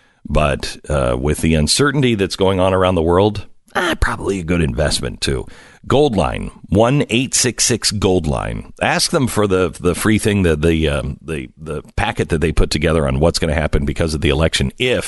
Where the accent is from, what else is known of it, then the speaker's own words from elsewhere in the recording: Pacific Northwest, United States; I grew up in the Pacific Northwest, and wildfires were something that, you know, when you're out in the West, you grow up hearing and you grow up seeing the smoke